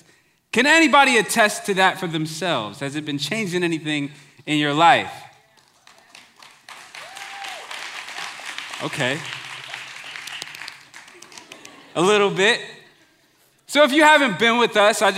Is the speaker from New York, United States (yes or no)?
yes; Long Island, New York, United States; growing up in Long Island, New York